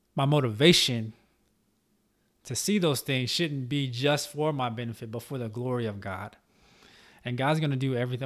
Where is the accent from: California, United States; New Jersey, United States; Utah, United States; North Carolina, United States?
North Carolina, United States; Charlotte; my home state in, uh, in Charlotte, North Carolina